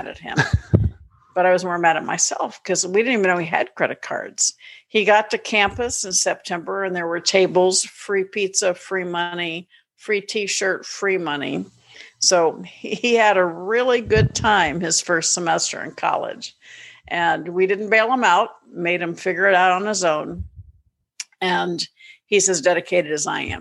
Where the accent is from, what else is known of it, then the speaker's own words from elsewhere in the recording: Orlando, Florida, United States; moved away as an adult; also born or lived in San Diego / Chicago / Atlanta, Georgia; I grew up in Orlando. I was born in San Diego. I was a Navy brat. We lived in Chicago for 5 years, Great Lakes. And then my dad retired when I was 8 to Orlando. So I really grew up in Orlando